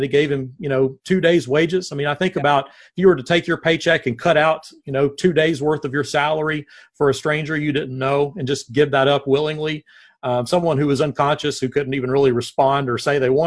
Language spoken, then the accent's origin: English; Nashville, Tennessee, United States; moved away as an adult; also born or lived in Searcy, Arkansas; now in Corpus Christi, United States; I am born and raised in Nashville.